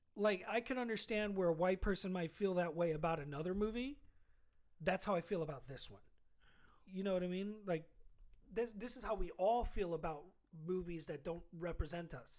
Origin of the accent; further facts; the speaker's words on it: New York City, New York, United States; I'm from Queens. Mm-hmm. So I, I felt really proud of just being from Queens